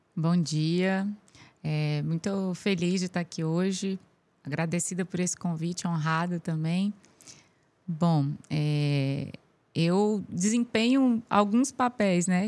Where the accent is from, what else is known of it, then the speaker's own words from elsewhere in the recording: Brasília, Federal District, Brazil; also born or lived in Piauí; Eu, eu nasci no Piauí é, e aos oito anos de idade a gente foi para Brasília